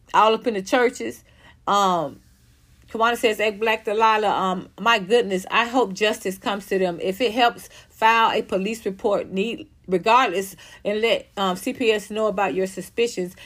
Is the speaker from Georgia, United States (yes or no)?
yes; Atlanta, Georgia, United States; moved away as an adult; also born or lived in Los Angeles; I come from Atlanta, so I, I grew up in a, in a black culture